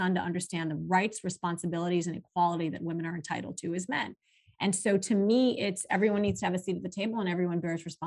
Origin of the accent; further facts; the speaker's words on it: Saudi Arabia; moved away; also born or lived in Pakistan; growing up in Saudi Arabia